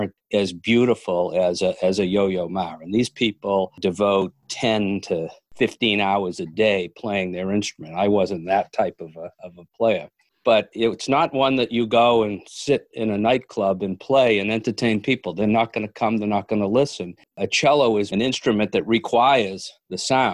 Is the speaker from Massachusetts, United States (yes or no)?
yes; Milford, Massachusetts, United States; I grew up in Milford, Mass